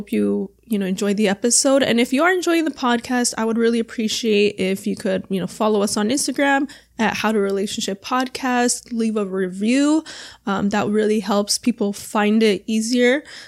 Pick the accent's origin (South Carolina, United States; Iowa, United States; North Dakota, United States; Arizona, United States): Arizona, United States; also born or lived in Los Angeles / San Diego / Orlando; now in Miami, United States; I'm originally from like Arizona. But I've lived in LA, San Diego, Orlando, now in Miami. So I've lived on both coasts.